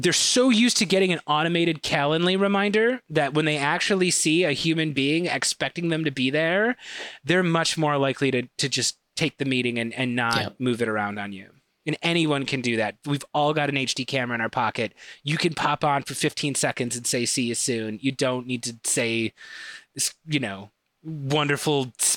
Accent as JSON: {"language": "English", "town": "Chicago", "region": "Illinois", "country": "United States", "accent": "thick Chicago", "said": "I've got a very thick Chicago accent"}